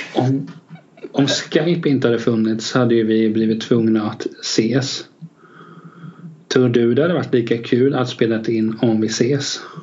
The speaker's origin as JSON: {"language": "Swedish", "town": "Västervik", "region": "Kalmar County", "country": "Sweden", "tie": "born or raised there", "said": "Jag är faktiskt född där"}